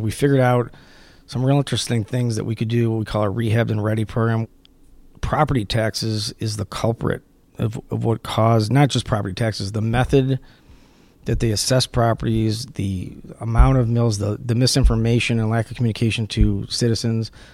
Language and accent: English; Detroit, Michigan, United States; Detroit is, I mean, it's my hometown, fourth generation